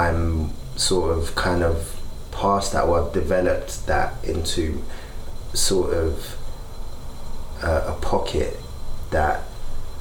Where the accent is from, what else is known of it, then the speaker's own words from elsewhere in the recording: London, United Kingdom; growing up in Peckham